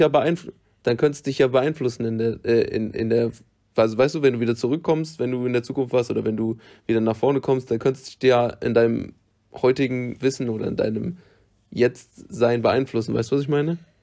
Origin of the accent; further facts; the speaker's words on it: Germany; für immer in meinem Heimatland zu bleiben